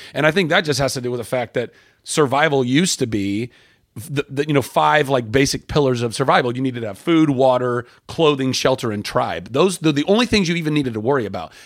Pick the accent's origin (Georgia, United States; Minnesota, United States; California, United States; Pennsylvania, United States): California, United States; Southern; also born or lived in Lake Charles, Louisiana; I grew up in Southern California